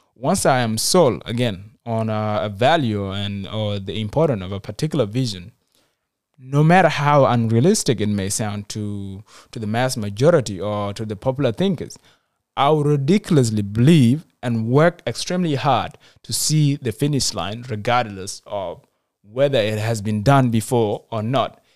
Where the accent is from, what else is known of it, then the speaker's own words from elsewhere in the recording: South Sudan; moved away; Even when I returned to my home country, South Sudan